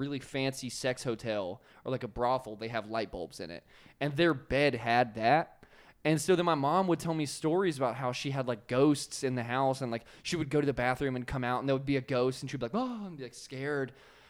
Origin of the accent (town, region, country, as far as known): Virginia, United States; born or raised there; moved away